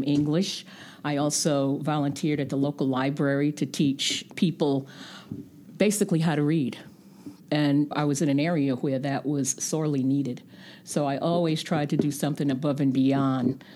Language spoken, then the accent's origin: English; New York City, New York, United States; moved away as an adult; also born or lived in Kuwait; now in Vermont, United States; growing up in New York City, going to private schools, Catholic schools